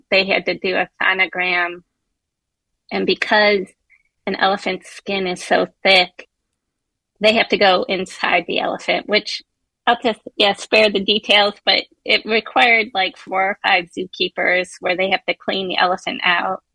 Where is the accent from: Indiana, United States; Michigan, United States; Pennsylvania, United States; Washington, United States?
Michigan, United States; Detroit; moved away; I'm originally from Detroit